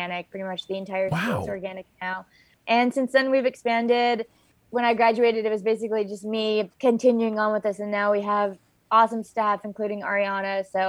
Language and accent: English; Hawaii, United States; moved away as an adult; also born or lived in Berkeley, California; I'm born and raised in Hawaii